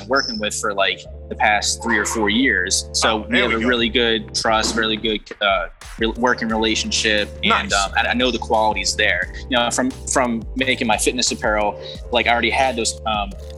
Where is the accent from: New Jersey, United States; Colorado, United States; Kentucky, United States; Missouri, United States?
New Jersey, United States; I'm in South Jersey, Atlantic City